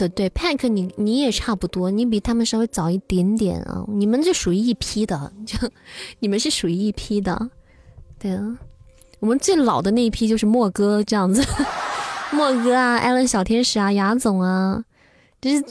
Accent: Taiwan; 我们台湾人抽六点啊！

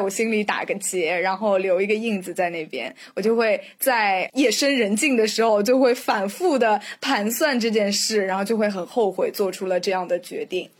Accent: China; 我们中国人就非常喜欢许愿

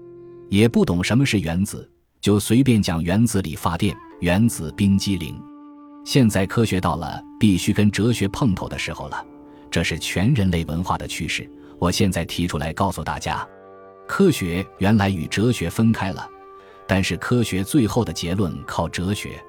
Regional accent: China; 我说：“对不起，我不会常住，因为我是中国人。”他逼着我问，我说。你一定要问我呀！我这个人是中国的老百姓，乡巴佬出身，不懂的。

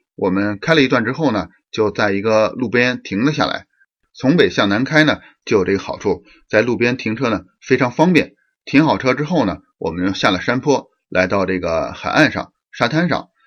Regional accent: Beijing, China; moved away as an adult; now in Canada; 就是咱们北京了。呃，就是我们的家乡了

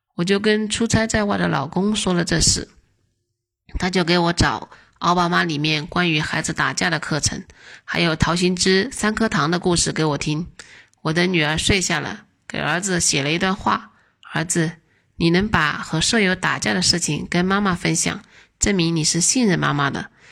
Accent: Zhongshan, Guangdong, China; 我来自广东中山，是一个二孩妈妈，儿子十四岁，女儿四岁

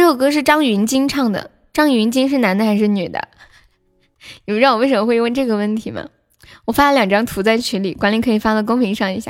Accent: Sichuan, China; 我是四川的

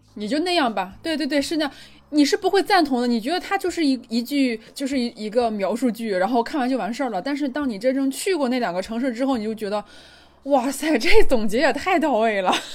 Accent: China; 我回家之后，就回到中国之后

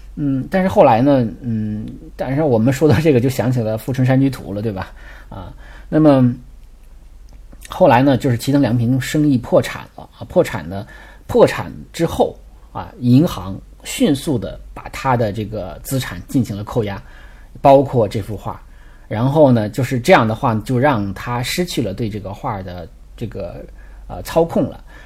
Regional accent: China; 因为我们中国人是比较喜欢社交，比较喜欢扎堆儿的

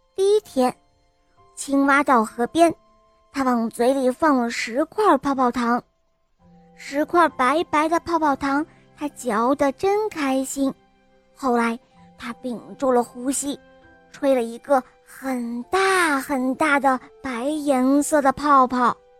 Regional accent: Dalian, Liaoning, China; 我来自大连

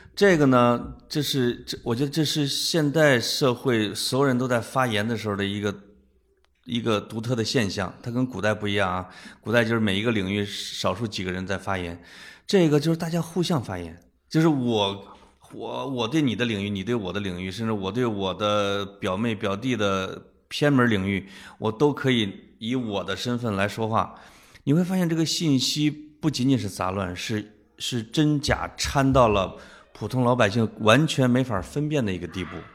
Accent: Henan, China; 可能你读的那个大师是我们河南人啊，我们有有想象力

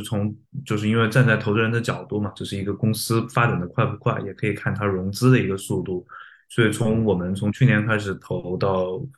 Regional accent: China; 我们作为一个中国人

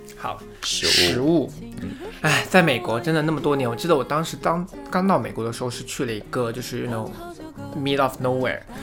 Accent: Yunnan, China; moved away as an adult; now in United States; 我的家乡是在，呃，云南那边

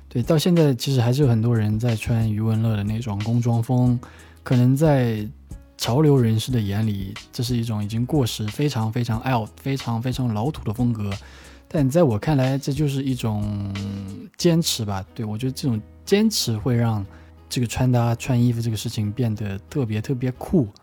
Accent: Wenzhou, Zhejiang, China; 我是出生在温州的一个小岛上面的，我对岛是非常非常有情怀的

